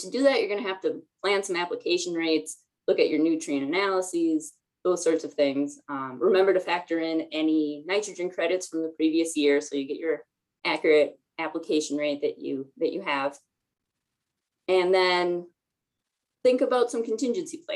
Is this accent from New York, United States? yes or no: no; Minnesota, United States; I say that as a Minnesotan